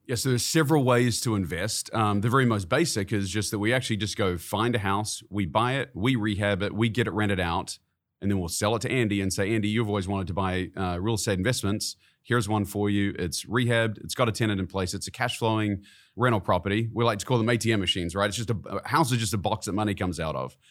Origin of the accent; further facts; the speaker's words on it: New Zealand; moved away as an adult; now in Kansas City, United States; I was born and raised in New Zealand.